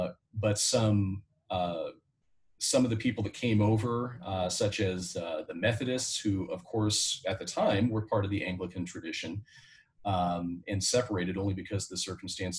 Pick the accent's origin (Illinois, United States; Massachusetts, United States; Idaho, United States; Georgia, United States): Idaho, United States; I am from Idaho.